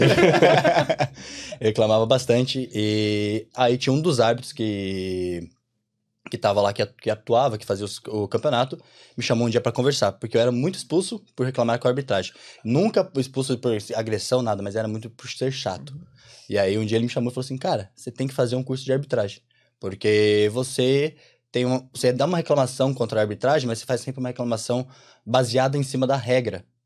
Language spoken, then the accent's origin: Portuguese; Curitiba, Paraná, Brazil; moved away as an adult; now in Ireland; sou de Curitiba. Estamos aqui vivendo a experiência de intercâmbio na Irlanda